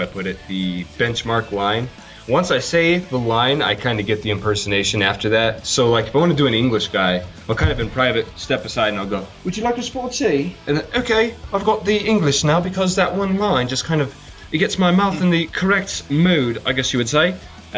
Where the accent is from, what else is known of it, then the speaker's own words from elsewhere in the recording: Canada; I threw A there because subconsciously I knew I was still being a Canadian.